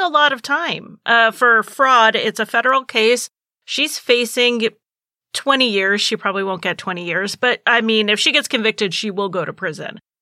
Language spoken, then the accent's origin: English; New England, United States; I'm from New England